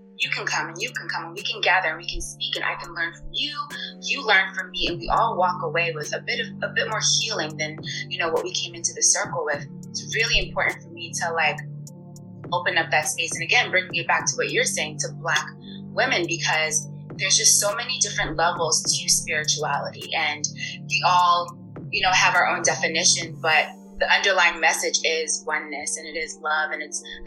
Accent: United States; also born or lived in Thailand; I'm a first generation American, so my parents were born and raised in West Africa, Cameroon specifically.

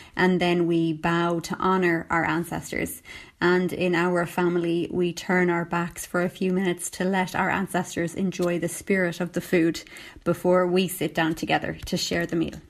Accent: Sligo, Connacht, Ireland; moved away as an adult; also born or lived in Seoul, South Korea; had a second wedding celebration in my hometown, Sligo.

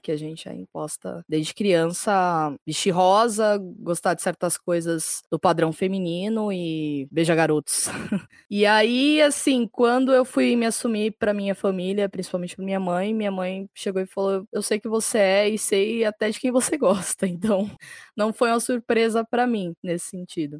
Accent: São Paulo, Brazil; sou de São Paulo, capital

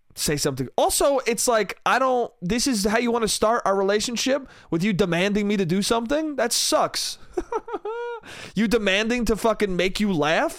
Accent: New York, United States; New York, New York State.

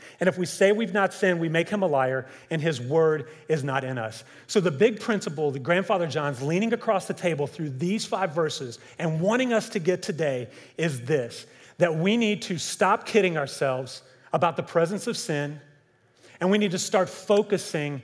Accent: Kentucky, United States; growing up in Kentucky

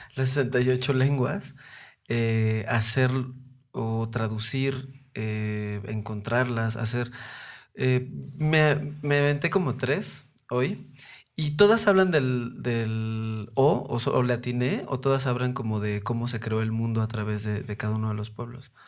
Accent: Mexico City, Mexico; yo soy de Coyoacán, yo soy nacido y crecido allá

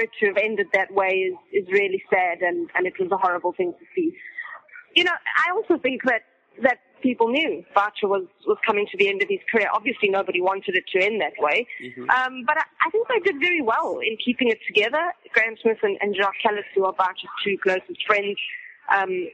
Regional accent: South Africa; I'm a South African journalist

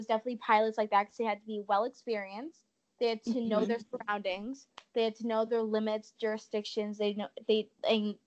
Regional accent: Canada; we don't live in the States

